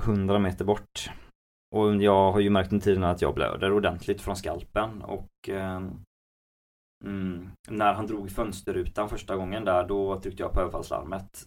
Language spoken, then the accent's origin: Swedish; Gothenburg, Västra Götaland, Sweden; jag är född i Göteborg och har bott i Göteborg hela mitt liv